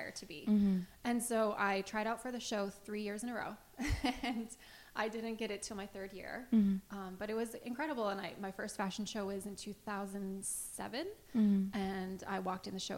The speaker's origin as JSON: {"language": "English", "town": "Riverside", "region": "California", "country": "United States", "tie": "born or raised there", "said": "I'm from California, Riverside. It's not too far from Palm Springs, if you haven't heard of it. So I grew up in the desert"}